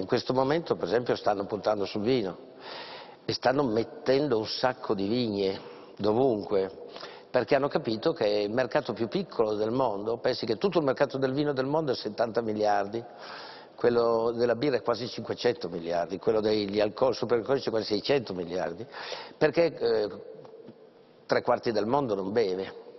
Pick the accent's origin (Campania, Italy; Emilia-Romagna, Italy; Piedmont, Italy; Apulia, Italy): Piedmont, Italy; Langhe; io vengo dalle Langhe